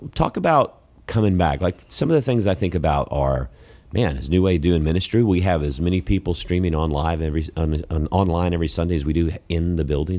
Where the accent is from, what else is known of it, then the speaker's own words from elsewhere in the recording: Columbus, Georgia, United States; moved away; I'm from Columbus, Georgia